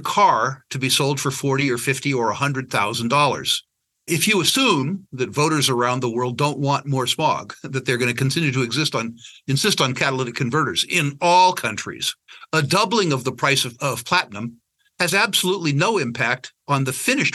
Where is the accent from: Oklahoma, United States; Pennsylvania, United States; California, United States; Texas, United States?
California, United States; San Jose; I was born in San Jose, California, downtown Silicon Valley